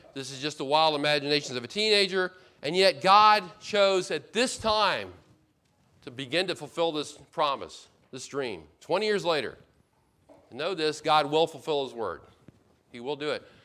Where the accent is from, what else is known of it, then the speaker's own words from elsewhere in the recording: United States; we Americans